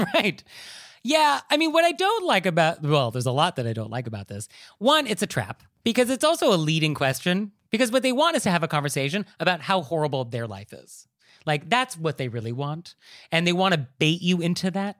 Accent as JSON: {"language": "English", "country": "United States", "said": "as an American society"}